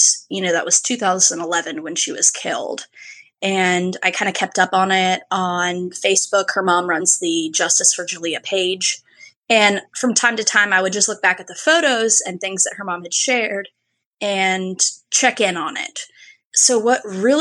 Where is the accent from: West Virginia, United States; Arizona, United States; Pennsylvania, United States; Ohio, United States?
West Virginia, United States; Parkersburg; now in Charleston, United States; I live down in Charleston, West Virginia. I'm not in my hometown anymore.